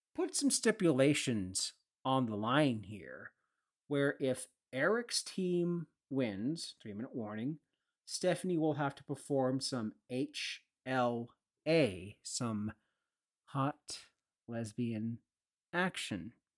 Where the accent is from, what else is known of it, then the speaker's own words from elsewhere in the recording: Sauble Beach, Ontario, Canada; my hometown boy, Curtis McDermott, who recently brought the Stanley Cup home to Sobel Beach